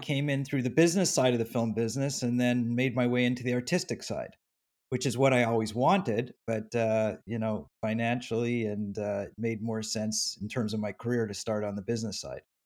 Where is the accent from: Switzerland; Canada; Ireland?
Canada; now in United States; I'm formerly from Canada